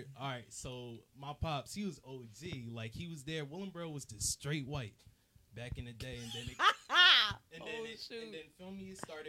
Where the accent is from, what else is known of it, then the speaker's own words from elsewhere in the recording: Willingboro, New Jersey, United States; Like I said earlier, I'm from Willingboro, though. So I say, honestly, to really keep it 100, I feel like that's like a fake hood.